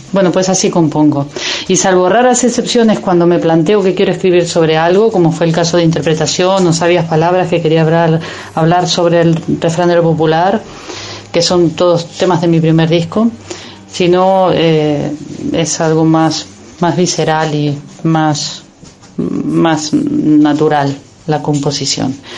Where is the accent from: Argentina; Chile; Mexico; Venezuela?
Argentina; Ituzaingó, Buenos Aires Province; now in Spain; Yo soy de Ituzaingó, no soy del arrabal, porteño.